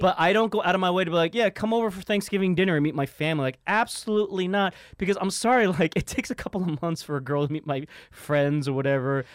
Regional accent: New York City, New York, United States; I grew up in Harlem

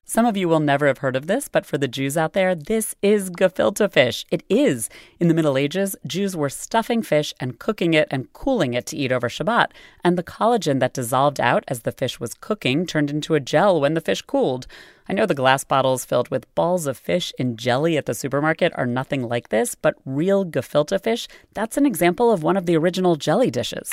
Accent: United States; as an American

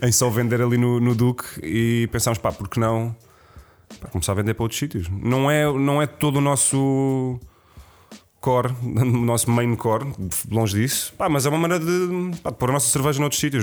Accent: Lisbon, Portugal; Eu, como Lisboeta

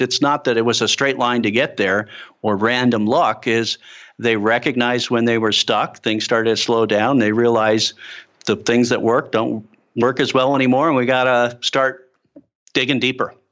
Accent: Chicago, Illinois, United States; moved away; I'm a kid from Chicago

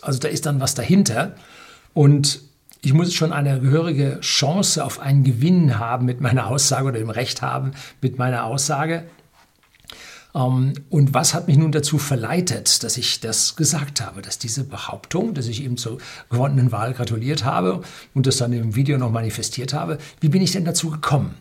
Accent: Bavaria, Germany; Bei uns in Bayern

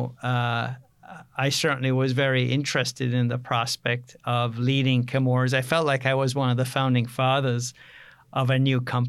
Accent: Jamaica; also born or lived in Canada; now in United States; I grew up on a farm in Jamaica

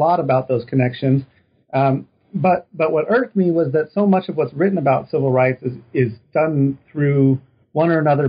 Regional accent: Reno, Nevada, United States; now in Texas, United States; So I'm originally from Reno, Nevada.

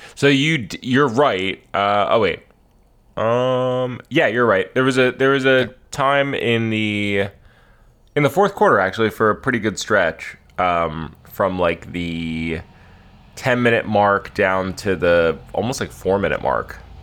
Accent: United States; us have ever gotten uh, as American tourists who don't speak the language fluently.

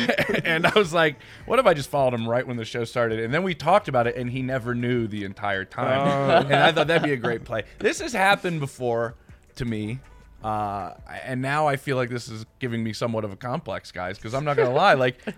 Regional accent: Philadelphia, Pennsylvania, United States; Born and bred in Philly.

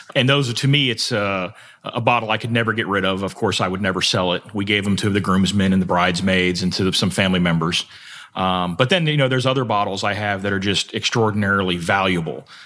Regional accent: South Florida, United States; moved away as an adult; also born or lived in Kentucky; I grew up in South Florida

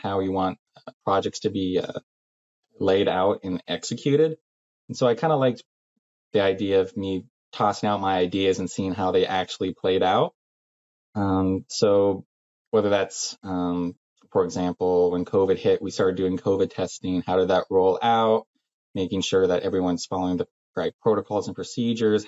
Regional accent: Salem, Oregon, United States; I'm from Salem, Oregon.

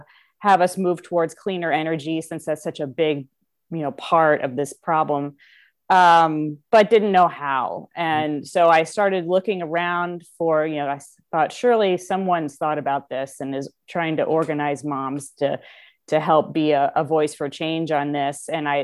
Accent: Kansas City, Missouri, United States; also born or lived in St. Louis; But so I'm actually from Kansas City originally, but bounced around between Kansas City and St. Louis mostly growing up. Lived a few other places as well.

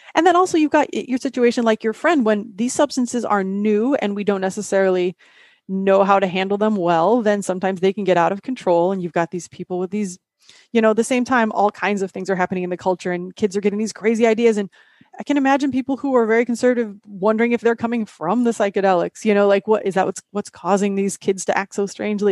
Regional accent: Midwest, United States; I'm from the Midwest

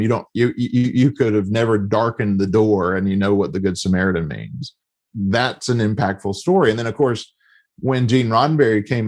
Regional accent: the South, United States; I grew up in the South in a time where homosexuality was not just, it just wasn't acknowledged

